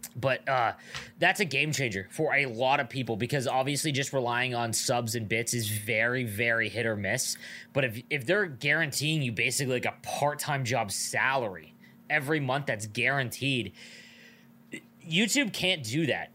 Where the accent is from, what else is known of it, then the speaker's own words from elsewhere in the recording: Niagara Falls, Ontario, Canada; I grew up in Niagara Falls, we have the biggest casino in Canada here.